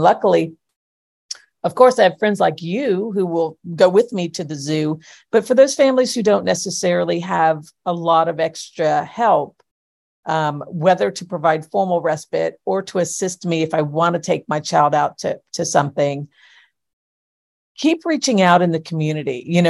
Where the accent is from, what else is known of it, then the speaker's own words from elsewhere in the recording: Florida, United States; We're rural. I'm from Florida, man.